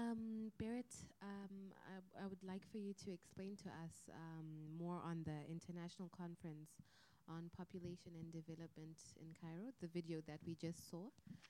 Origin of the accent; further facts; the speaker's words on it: Zimbabwe; moved away as an adult; I'm from Zimbabwe